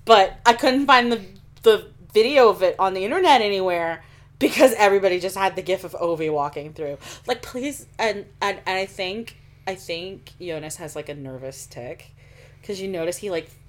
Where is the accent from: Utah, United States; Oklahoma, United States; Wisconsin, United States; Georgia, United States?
Oklahoma, United States; moved away; I grew up in Oklahoma where we don't have seafood.